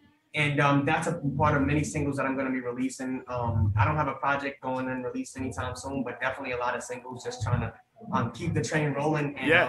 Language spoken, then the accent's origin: English; New York City, New York, United States; I'm an artist, you know, from New York City